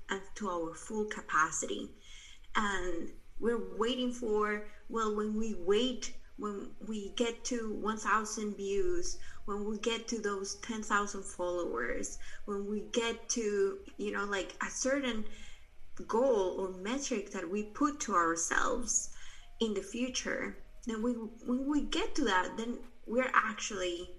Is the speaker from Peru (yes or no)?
yes; Peru; moved away; I'm original from Peru. I'm actually right now here in Peru. I came back right before quarantine started.